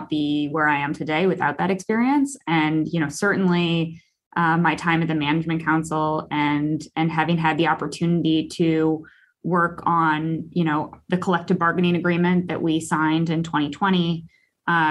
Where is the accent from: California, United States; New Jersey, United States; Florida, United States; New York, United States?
California, United States; San Diego; I grew up in San Diego.